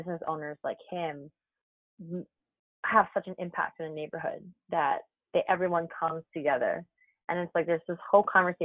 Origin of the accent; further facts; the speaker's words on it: New York City, New York, United States; Born and I mean and raised in Brooklyn